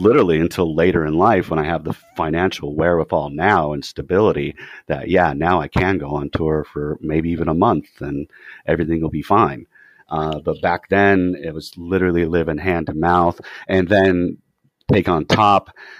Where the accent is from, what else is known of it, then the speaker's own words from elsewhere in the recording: California, United States; Even though we come from Orange County, we're all like poor apartment dweller kids